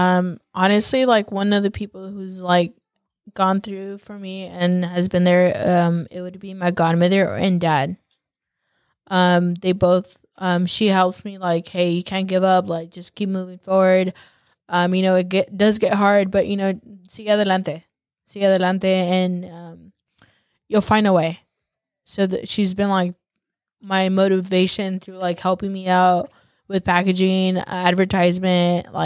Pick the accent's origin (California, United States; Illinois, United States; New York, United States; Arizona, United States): California, United States; Salinas; born or raised there